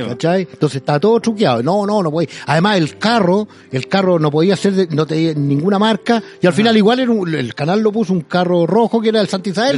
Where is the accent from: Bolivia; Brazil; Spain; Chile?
Chile